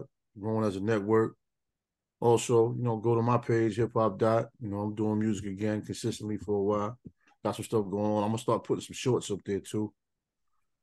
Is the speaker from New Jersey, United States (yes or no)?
no; New York, United States; growing up in New York